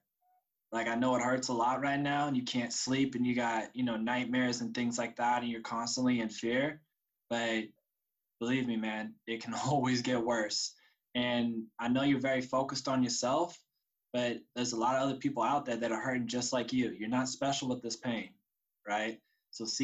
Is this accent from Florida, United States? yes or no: no; Sacramento, California, United States; also born or lived in San Francisco, California / San Diego, California; I grew up in San Francisco and then Sacramento.